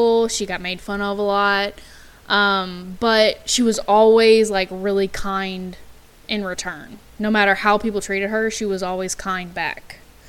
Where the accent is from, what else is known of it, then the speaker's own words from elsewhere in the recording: Texas, United States; We are from Texas